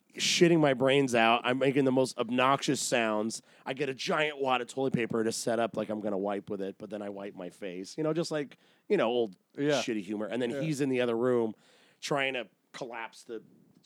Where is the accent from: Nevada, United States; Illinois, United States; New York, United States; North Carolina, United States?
Nevada, United States; Las Vegas; moved away; I was born and raised out there, so, and a lot of my family was as well.